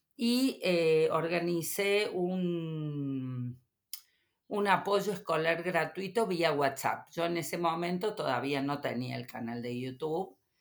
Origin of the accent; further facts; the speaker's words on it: Córdoba, Argentina; soy cordobesa